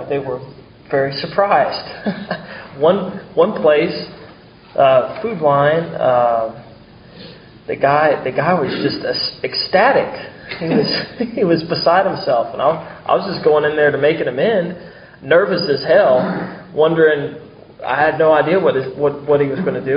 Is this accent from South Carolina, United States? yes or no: yes; Mount Pleasant, South Carolina, United States; also born or lived in Charleston; I'm from Charleston, but grew up in Mount Pleasant, spent a lot of time downtown in Charleston too